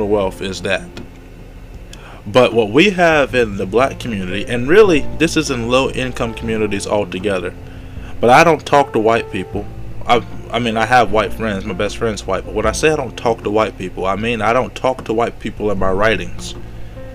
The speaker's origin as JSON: {"language": "English", "region": "the South", "country": "United States", "accent": "long draw", "said": "I'm from the South. We have a long draw in the way that we speak"}